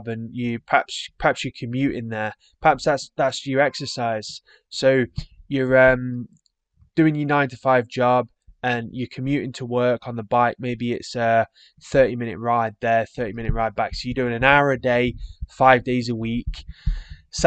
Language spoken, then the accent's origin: English; England, United Kingdom; being English